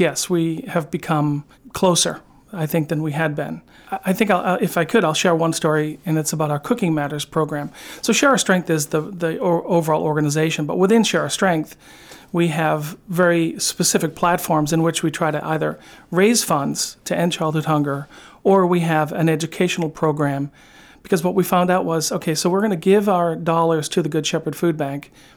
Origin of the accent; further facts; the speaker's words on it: outside of Boston, Massachusetts, United States; growing up outside of Boston